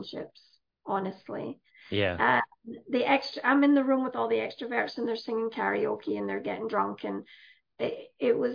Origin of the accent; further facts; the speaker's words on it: Scotland, United Kingdom; moved away as an adult; I'm from Scotland originally. I came here when I was 35.